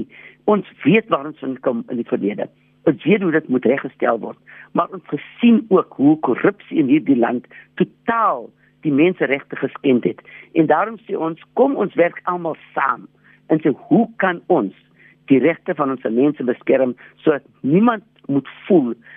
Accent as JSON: {"language": "Afrikaans", "country": "South Africa", "said": "ons is tog almal Suid-Afrikaners."}